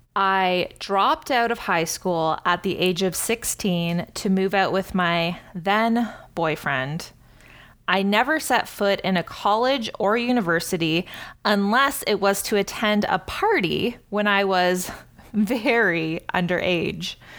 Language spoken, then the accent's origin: English; Cambridge, Ontario, Canada; my hometown of Cambridge, Ontario